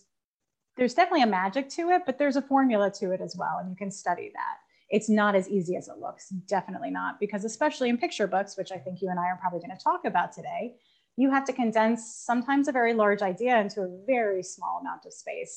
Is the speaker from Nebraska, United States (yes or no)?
no; Long Island, New York, United States; I'm not from Boston. I'm from Long Island, New York, which has our own very wonderful accent